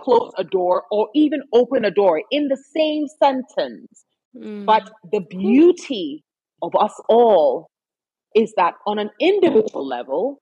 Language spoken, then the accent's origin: English; Ghana; moved away as an adult; also born or lived in Canada; I grew up in Ghana and I speak the way